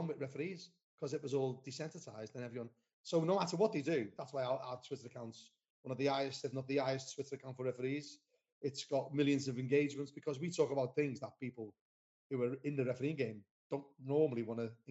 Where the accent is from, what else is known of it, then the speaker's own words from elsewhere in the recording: Liverpool, North West England, United Kingdom; I was born and bred in Anfield